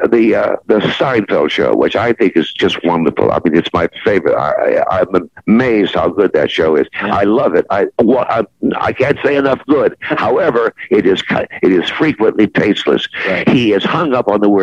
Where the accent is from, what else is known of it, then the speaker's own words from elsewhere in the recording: Jackson, Michigan, United States; moved away; also born or lived in Canton, Ohio / Cleveland, Ohio / Buffalo, New York / Detroit, Michigan; I was born in Canton, Ohio, and I was raised in Jackson, Michigan